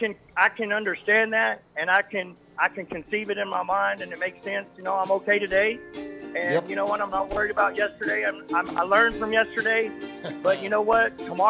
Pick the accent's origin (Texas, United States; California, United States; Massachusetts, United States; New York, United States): Texas, United States; Amarillo; now in Midland, United States; I am originally from Amarillo, Texas. I've been living in Midland for right at 20 years.